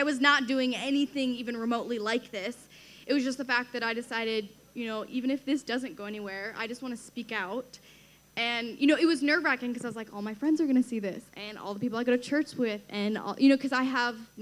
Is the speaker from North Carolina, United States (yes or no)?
no; Washington, United States; Everyone thinks I'm from D.C., but I'm from Washington State.